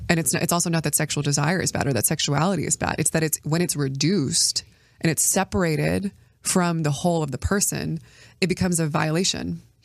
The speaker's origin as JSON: {"language": "English", "country": "United States", "said": "as an American"}